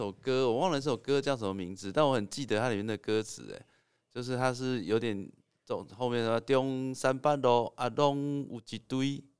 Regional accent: Taipei, Taiwan; 对，我是台北人哦

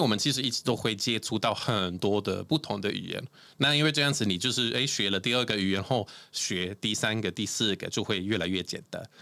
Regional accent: Sweden; first language Swedish; Chinese is a second language; moved away as an adult; now in Taiwan; 来自瑞典

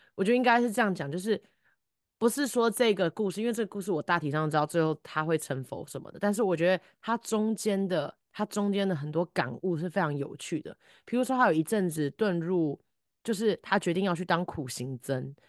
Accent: Taiwan; 身在台湾是我作，我作为人一个很大的幸运

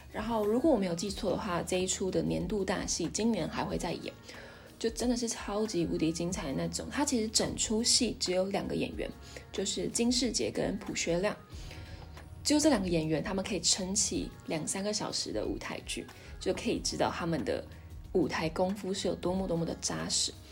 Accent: Hsinchu, Taiwan; 我从小在我在新竹长大嘛

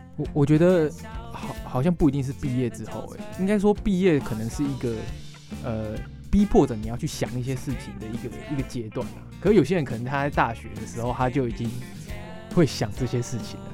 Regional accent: Hsinchu, Taiwan; moved away as an adult; also born or lived in Tainan; 我是新竹人

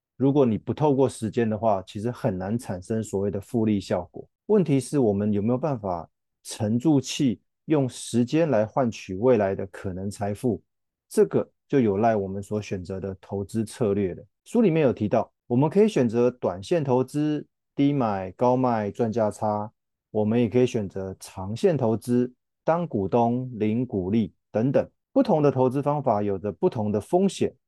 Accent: Taiwan; 我们台湾人熟悉的指数型基金

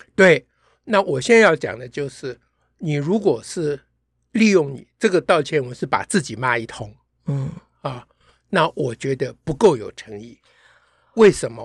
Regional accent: Taiwan; 我们在台湾共同的成长背景都是学悔过书长大的

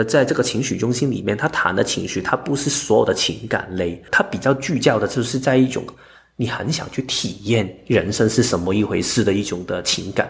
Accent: Hong Kong; now in Taiwan; 但是其实我自己的经验里面，就好像我从香港来台湾。里面当然会有恐惧啊，就是离开我本身的工作环境跟生活的环境。

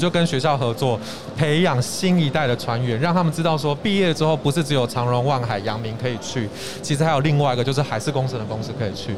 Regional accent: Taiwan; 我自己本身也是台湾人，所以啊，我现在在一个就是欧洲公司跟台湾公司的合资公司工作

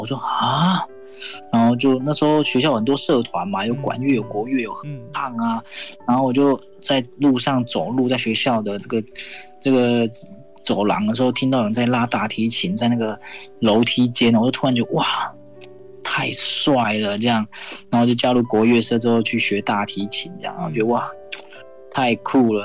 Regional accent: Hualien, Hualien County, Taiwan; 我来自花莲

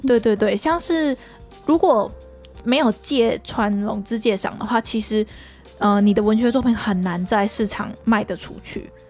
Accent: Taiwan; 我们台湾人

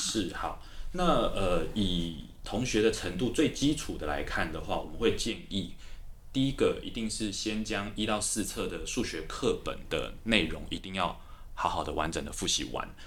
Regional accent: Taipei, Taiwan; 台北长大的小孩，然后我念高中是师大附中

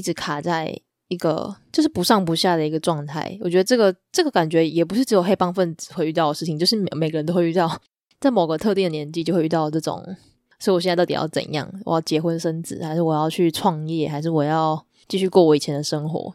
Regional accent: Taiwan; 就是我觉得很吊诡的一点是我们是台湾人

